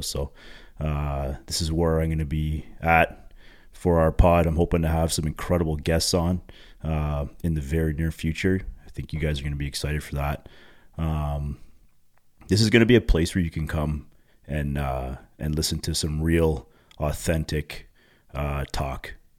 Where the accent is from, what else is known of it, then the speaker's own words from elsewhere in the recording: Pickering, Ontario, Canada; now in Uxbridge, Canada; two parents actually from Pickering, Ontario, which is just east of Toronto. It's actually my hometown where I grew up.